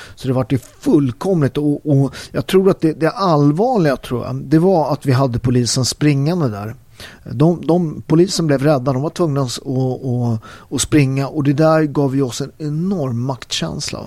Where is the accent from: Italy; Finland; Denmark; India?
Italy; Naples, Campania; now in Sweden; där jag kommer från, i Neapel, där vi har Camorran